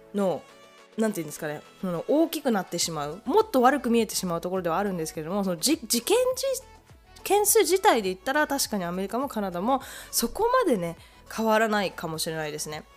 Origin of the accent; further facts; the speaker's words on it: Japan; now in Canada; 日本で生まれ育っているので